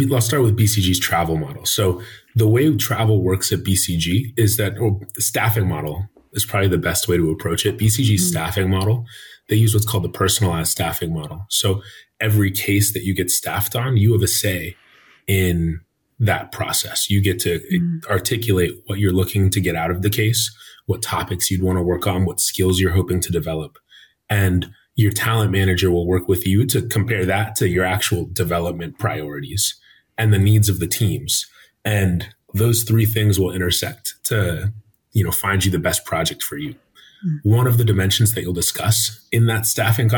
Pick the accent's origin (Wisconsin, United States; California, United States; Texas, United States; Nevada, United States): California, United States; San Diego; also born or lived in Arizona / Los Angeles, California / Stanford, California; I grew up in San Diego, California